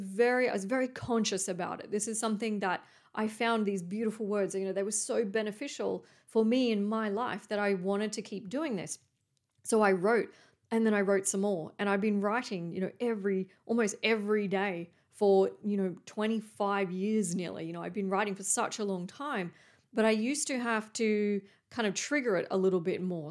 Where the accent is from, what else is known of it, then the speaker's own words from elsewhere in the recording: Coffs Harbour, New South Wales, Australia; moved away; There used to be a John Paul College near where I grew up in Coffs Harbour